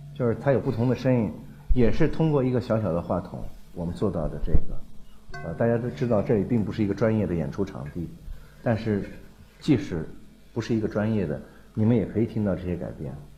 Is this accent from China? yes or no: yes; China; 我们中国人的音乐当中